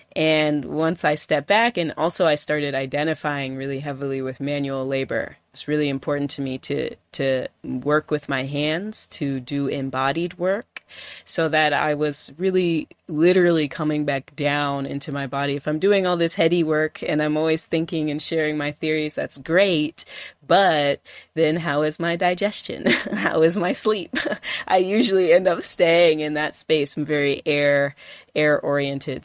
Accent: California, United States; now in Detroit, United States; I grew up in California

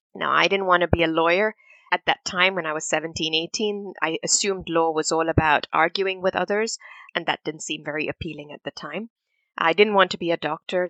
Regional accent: Singapore; also born or lived in India / Manchester, United Kingdom; we moved to Singapore as a family in, in 84, and that was home for me. Growing up in Singapore

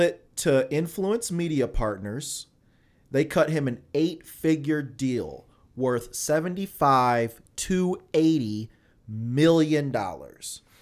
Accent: Alton, Illinois, United States; I'm from Alton, Illinois

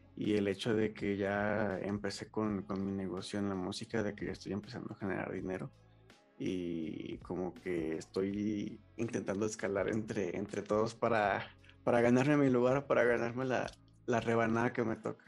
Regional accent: León, Guanajuato, Mexico; soy de León, Guanajuato

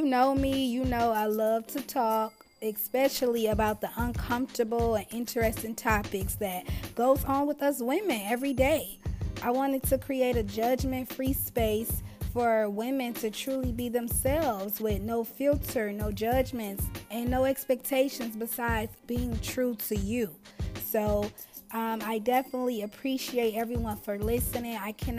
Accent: Detroit, Michigan, United States; I'm 27 years old. I'm from Detroit, Michigan.

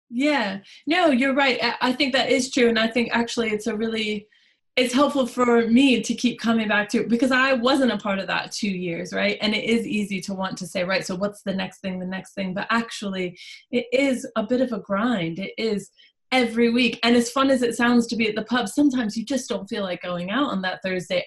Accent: United States; accent: American; moved away as an adult; now in Stafford, United Kingdom; by the accent, we will address that I'm an American. I moved to Stafford about a year and a half ago

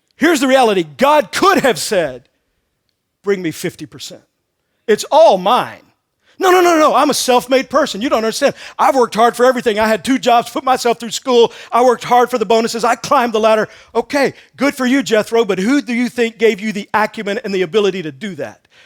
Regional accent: Texas, United States; moved away as an adult; also born or lived in Missouri; I grew up in Texas.

